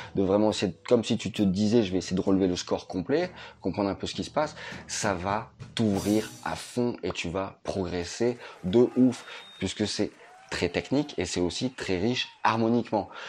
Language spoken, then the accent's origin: French; France; chez nous en France